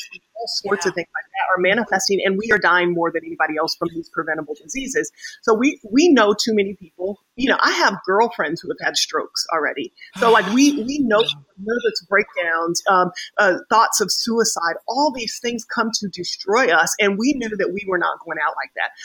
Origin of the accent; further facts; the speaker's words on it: Wichita, Kansas, United States; also born or lived in Oklahoma; So I grew up in Wichita, Kansas, and I grew up with really modest kind of means with our family